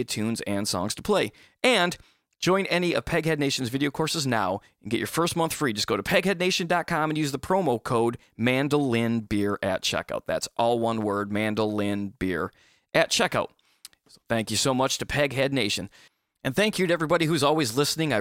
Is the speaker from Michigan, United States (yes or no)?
yes; Michigan, United States; moved away; I'm from Michigan originally